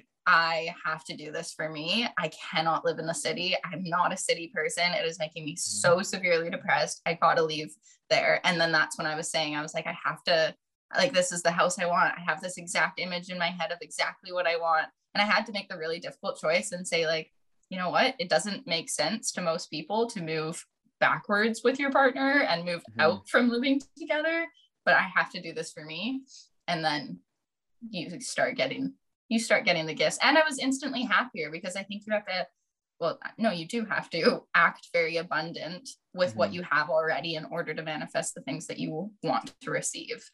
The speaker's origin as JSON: {"language": "English", "area": "Vancouver Island", "region": "British Columbia", "country": "Canada", "tie": "born or raised there", "also_born_or_lived": "Victoria", "said": "I decided to move back to my hometown"}